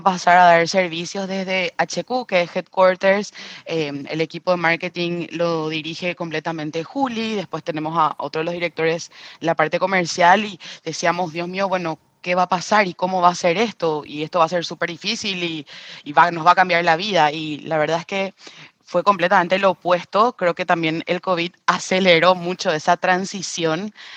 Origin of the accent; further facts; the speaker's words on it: Paraguay; Soy de Paraguay